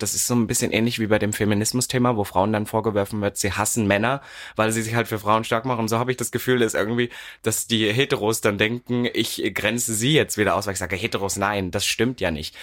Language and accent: German; Berlin, Germany; ich komme aus Berlin jetzt, wo man denkt, oh, das ist ja nun die offenste Stadt Deutschlands